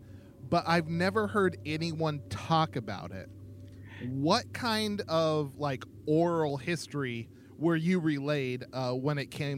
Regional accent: Idaho, United States; when you tell people you're from Idaho

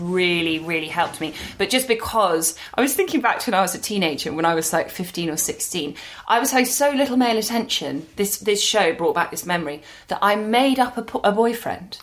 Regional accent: London, United Kingdom; We were both too kids growing up in London

